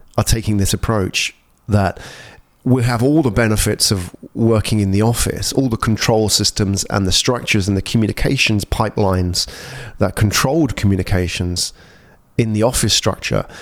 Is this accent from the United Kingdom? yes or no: yes; England, United Kingdom; moved away as an adult; also born or lived in London; now in Singapore; I grew up in England. I spent all my life in cold weather.